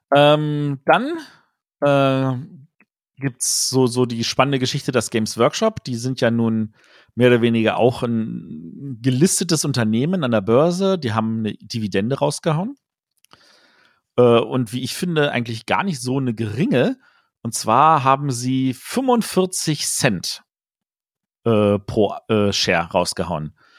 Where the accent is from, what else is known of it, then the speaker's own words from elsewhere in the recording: Germany; als Deutsche